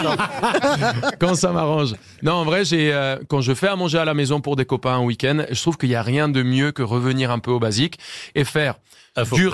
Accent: Colombia; French is a second language; now in France; je suis colombien

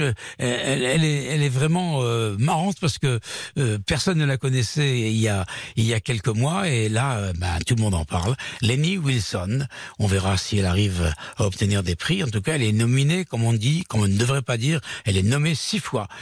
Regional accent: France; chez nous à Paris, en France

